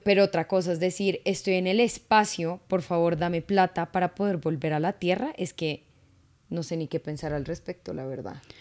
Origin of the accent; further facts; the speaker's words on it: Colombia; uno como latino, como colombiano